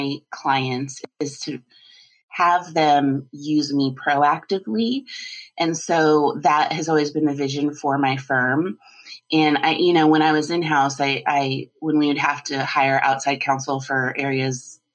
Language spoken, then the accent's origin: English; Colorado, United States; I grew up in Colorado